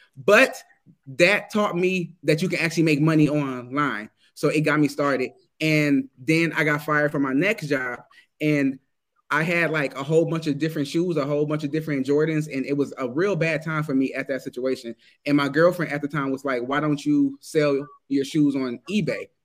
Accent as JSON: {"language": "English", "town": "Detroit", "region": "Michigan", "country": "United States", "tie": "born or raised there", "moved": "as an adult", "lives_now": "Germany", "said": "I'm American. I was born in Michigan, Detroit, Michigan"}